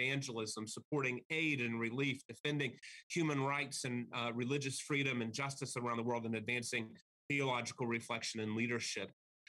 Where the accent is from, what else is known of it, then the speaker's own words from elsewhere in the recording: outside Austin, rural Texas, United States; moved away as an adult; now in Virginia, United States; I did grow up in rural Texas. I grew up outside of Austin in a really small community.